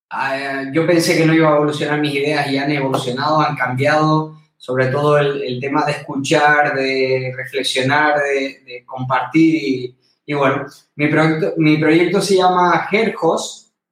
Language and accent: Spanish; Canary Islands, Spain; mi tierra, las Islas Canarias